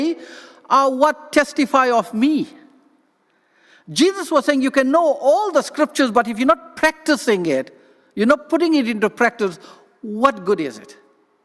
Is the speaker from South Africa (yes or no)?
yes; South Africa; first language English; moved away; I come from South Africa